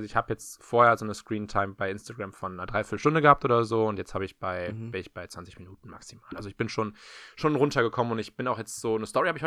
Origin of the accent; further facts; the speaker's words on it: Berlin, Germany; ich komme ja aus Berlin-Mitte.